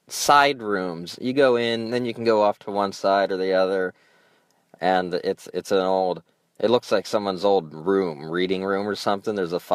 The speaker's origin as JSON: {"language": "English", "region": "Alaska", "country": "United States", "said": "I'm from Alaska."}